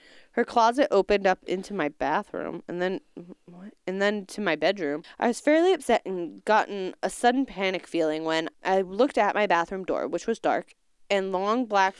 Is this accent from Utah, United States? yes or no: yes; Tooele, Utah, United States; I grew up in Tolele, Utah, outside Salt Lake City.